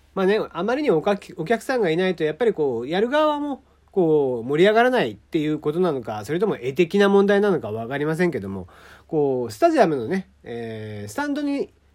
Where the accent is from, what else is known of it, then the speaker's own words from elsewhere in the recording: Kagoshima, Japan; 私の地元鹿児島ですね